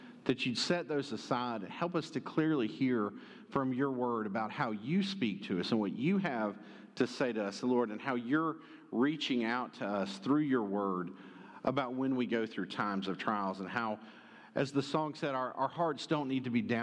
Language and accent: English; Conyers, Georgia, United States; moved away; First Baptist Conyers with you back in my hometown.